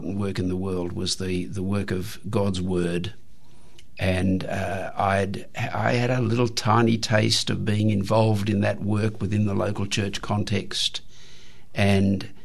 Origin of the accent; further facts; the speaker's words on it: Australia; the short European history of our country